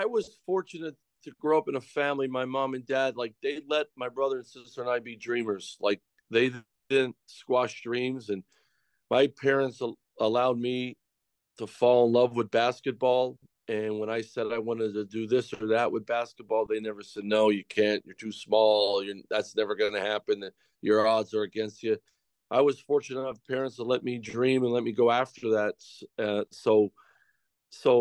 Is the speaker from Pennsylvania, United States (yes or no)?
yes; Pennsylvania, United States; moved away as an adult; back in my home state, in my wife's home state, at Penn State